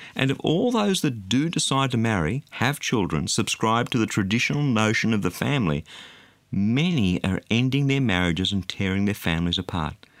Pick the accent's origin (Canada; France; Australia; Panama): Australia; being an Australian